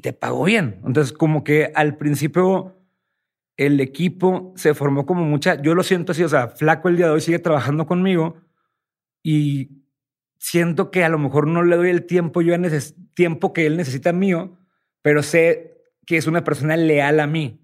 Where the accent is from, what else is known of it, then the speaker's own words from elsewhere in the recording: Sinaloa, Mexico; moved away as an adult; also born or lived in Houston, United States / Los Mochis; yo soy de Sinaloa.